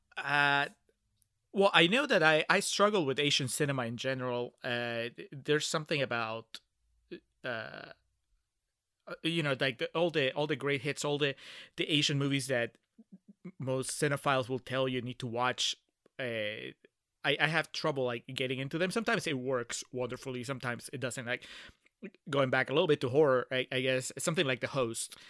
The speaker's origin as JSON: {"language": "English", "region": "Lima", "country": "Peru", "tie": "born or raised there", "moved": "yes", "lives_now": "Texas, United States", "said": "I'm originally from Peru and, uh, I grew up in the capital"}